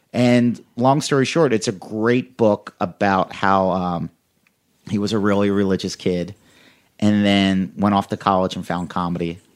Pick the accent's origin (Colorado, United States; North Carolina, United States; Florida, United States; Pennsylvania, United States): Pennsylvania, United States; Philadelphia; grew up in the suburbs of Philadelphia